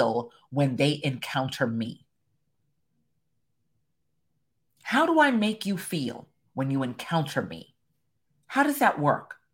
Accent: Jamaica; I'm Caribbean, I'm Jamaican

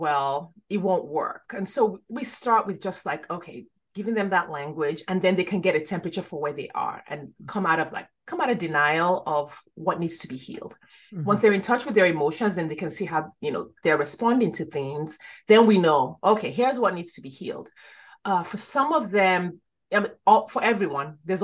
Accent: Nigeria; moved away; I grew up in Nigeria.

